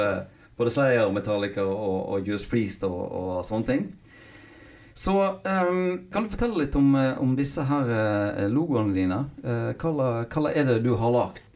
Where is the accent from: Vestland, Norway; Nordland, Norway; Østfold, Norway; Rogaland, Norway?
Vestland, Norway; Knarvik; also born or lived in Hjelmås; jeg er jo fra Hjelmås og vokste opp på Knarvik, som er i Nordhordland